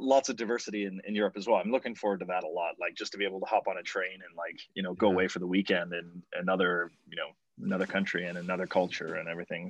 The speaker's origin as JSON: {"language": "English", "region": "Nova Scotia", "country": "Canada", "moved": "as an adult", "lives_now": "Moscow, Russia", "said": "I've lived here for the last 7 years almost, but I'm from Nova Scotia originally."}